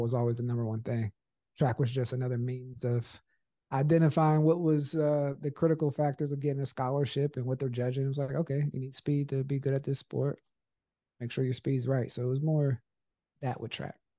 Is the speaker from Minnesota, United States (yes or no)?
no; Pittsburgh, Pennsylvania, United States; growing up in Pittsburgh